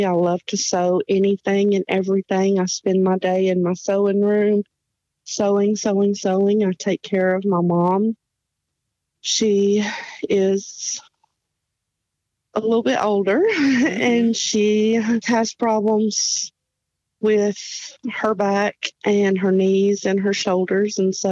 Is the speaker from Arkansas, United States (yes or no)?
yes; Hope, Arkansas, United States; moved away as an adult; also born or lived in Clovis, New Mexico / Virginia; we moved to Hope, Arkansas, and I was raised in and around the community of Hope, Arkansas.